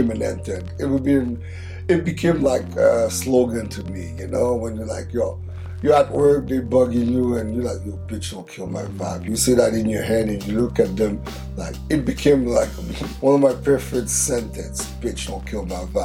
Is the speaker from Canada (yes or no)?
yes; Montreal, Quebec, Canada; from our hometown of Montreal, where we're in Canada, if you don't know, next to Toronto. We're from Quebec